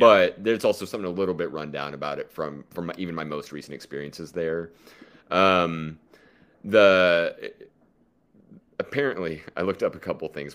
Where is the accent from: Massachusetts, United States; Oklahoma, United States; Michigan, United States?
Oklahoma, United States; I'm from Oklahoma